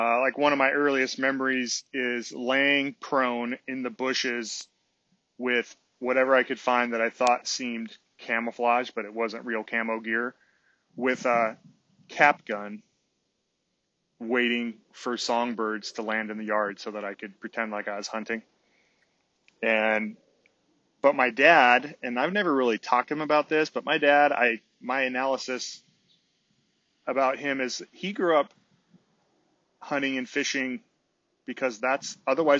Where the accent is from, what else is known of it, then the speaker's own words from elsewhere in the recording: San Francisco Bay Area, California, United States; I grew up out on the West Coast in the San Francisco Bay Area.